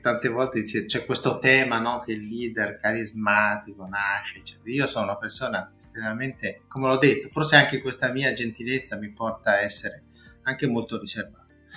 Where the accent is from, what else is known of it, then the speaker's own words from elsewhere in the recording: La Spezia, Liguria, Italy; Io sono di La Spezia